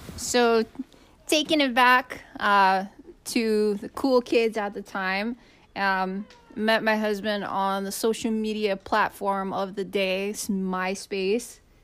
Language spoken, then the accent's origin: English; Kona, Hawaii, United States; moved away; like my husband, I grew up on the Big Island, uh, grew up in Kona.